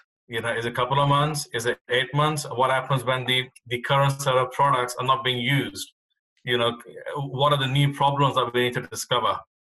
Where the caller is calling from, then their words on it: Epsom, South East England, United Kingdom; I am dialing in from Epsom, Surrey in the UK, just outside of London.